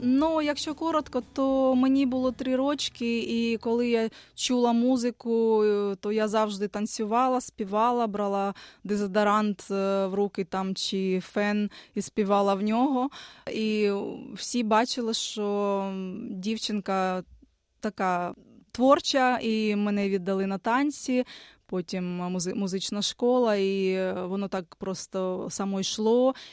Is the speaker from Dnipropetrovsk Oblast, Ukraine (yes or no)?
yes; Dnipro, Dnipropetrovsk Oblast, Ukraine; moved away as an adult; also born or lived in Kyiv; now in Australia; я народилася в Дніпрі, з дитинства займалася творчістю